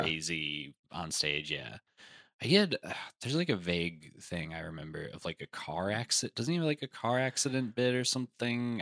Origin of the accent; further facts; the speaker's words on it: New Jersey, United States; I'm from Jersey